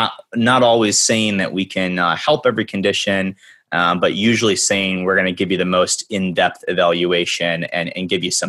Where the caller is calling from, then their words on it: Evanston, Illinois, United States; I'm calling in from Evanston, Illinois. We're the first town north of Chicago.